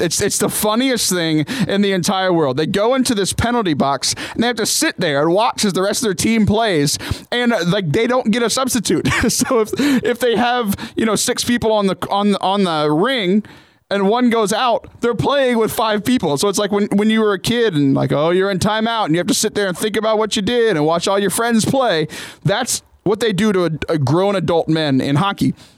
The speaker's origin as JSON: {"language": "English", "region": "Southern Texas", "country": "United States", "tie": "born or raised there", "also_born_or_lived": "Ohio", "said": "I grew up in Southern Texas"}